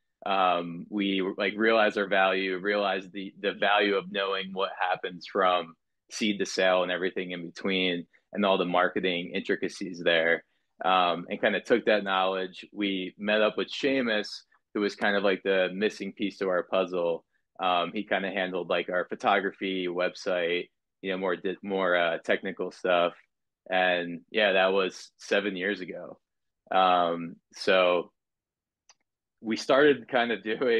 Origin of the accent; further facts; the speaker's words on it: Southern New Jersey, United States; moved away; also born or lived in Florida / California; I grew up in Southern New Jersey